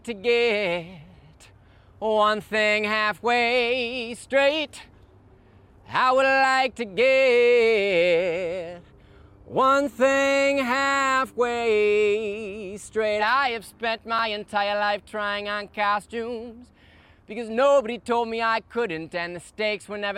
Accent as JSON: {"language": "English", "region": "Midwest", "country": "United States", "tie": "born or raised there", "moved": "yes", "lives_now": "Brooklyn, New York, United States", "said": "I grew up in the Midwest, and I am based in Brooklyn, New York."}